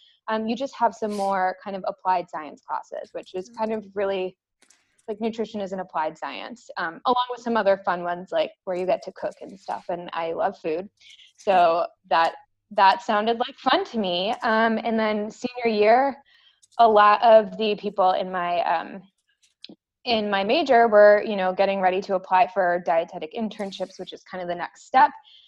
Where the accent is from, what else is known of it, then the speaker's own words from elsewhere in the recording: New England, United States; now in Texas, United States; I mean, growing up in New England, everybody in Texas, which is where I live now, is always like, oh my gosh, the winter must be terrible.